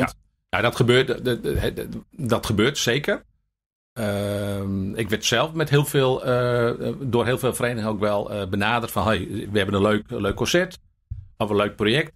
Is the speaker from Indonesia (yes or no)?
no; Buitenpost, Friesland, Netherlands; ik ben opgegroeid in Buitenpost.